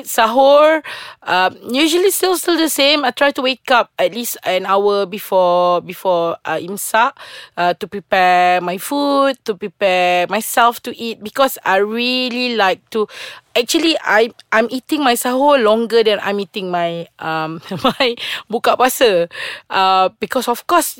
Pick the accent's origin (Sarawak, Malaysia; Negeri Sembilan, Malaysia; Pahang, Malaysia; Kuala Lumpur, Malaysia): Sarawak, Malaysia; I'm from Sarawak